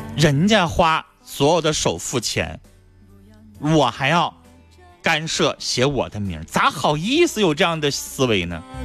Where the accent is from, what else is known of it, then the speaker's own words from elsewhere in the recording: Harbin, Heilongjiang, China; 咱都是哈尔滨人